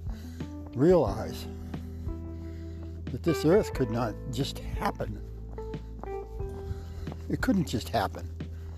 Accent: Massachusetts, United States; now in Iowa, United States; I'm originally from Massachusetts. And now I'm living in Iowa

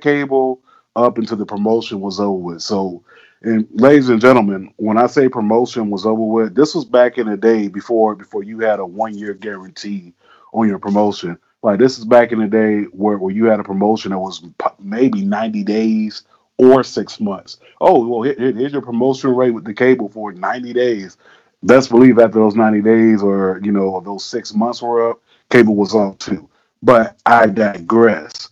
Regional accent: South Florida, United States; growing up in South Florida

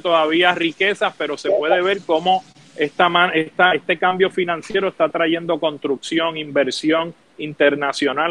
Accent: Puerto Rico

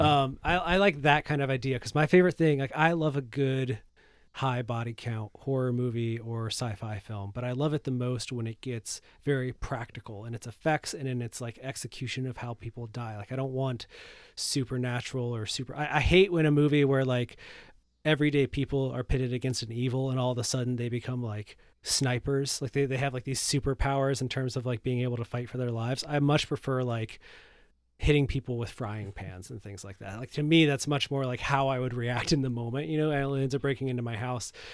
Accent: Michigan, United States; I'm from Michigan. We have a lot of cornfields here, too

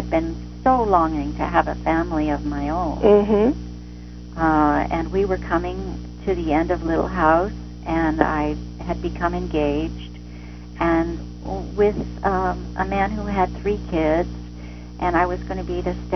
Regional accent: Ventura, California, United States; moved away; also born or lived in Albany, California; my hometown, Ventura

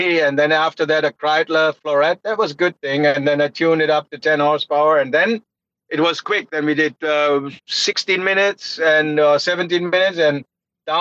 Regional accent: Bonn, North Rhine-Westphalia, Germany; English is a second language; City called Bonn. It was the capital city, and now it's very close to the ring. It's about 40 minutes drive. So there was where I was grown up

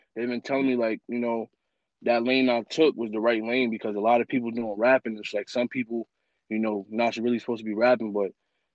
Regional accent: Spring Valley, New York, United States; I'm from Spring Valley

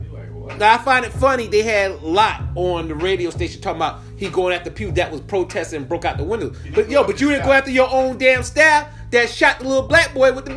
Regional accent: New York, United States; Like, I'm from New York. The Filipino I grew up with look like black

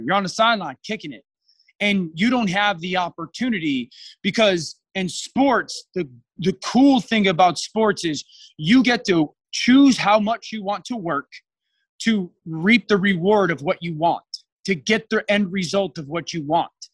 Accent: Shelton, Connecticut, United States; I grew up in Connecticut, a small town in an area in Connecticut called the Valley, which is kind of on the, the southwestern part of the state, I guess, uh, in a hometown called Shelton.

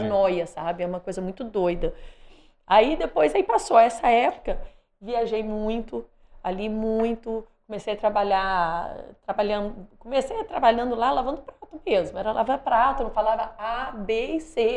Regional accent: Espírito Santo, Brazil; moved away as an adult; also born or lived in Italy / London, United Kingdom / Australia

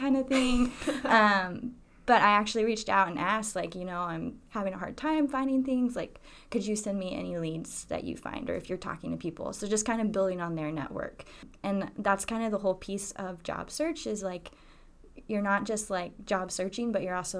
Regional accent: South Carolina, United States; moved away; I'm originally from South Carolina. I have a lot of pride for my home state

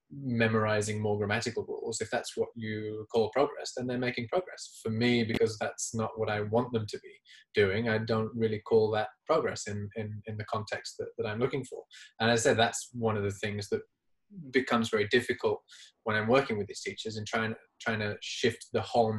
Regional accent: England, United Kingdom; first language English; as an English child growing up in England and going to an English school in England

